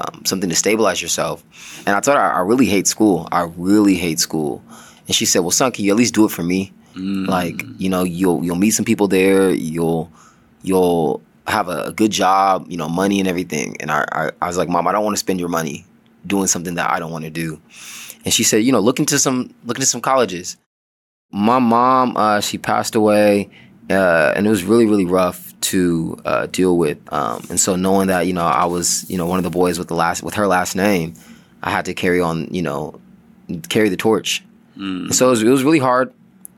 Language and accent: English; Oakland, California, United States; also born or lived in Sacramento, California / Elk Grove, California; I was born and raised in Oakland, California. The Bay Area